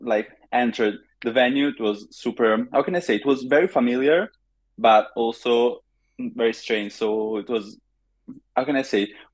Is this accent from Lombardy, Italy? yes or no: yes; Monza, Lombardy, Italy; I'm from Monza near Milan